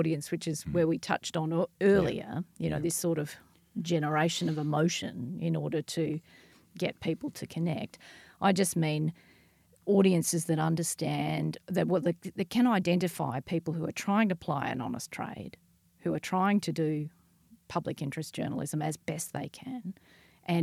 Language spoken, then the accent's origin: English; Ireland; I'm Irish